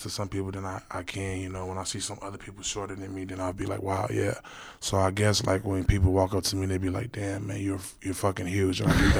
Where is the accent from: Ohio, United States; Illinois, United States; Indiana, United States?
Illinois, United States; Chicago; I'm from Chicago, Illinois. I seen a lot of shit when I was a kid.